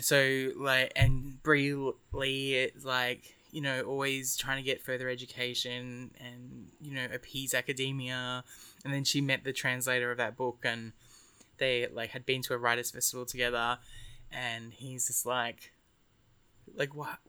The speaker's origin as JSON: {"language": "English", "country": "Australia", "said": "I'm Australian"}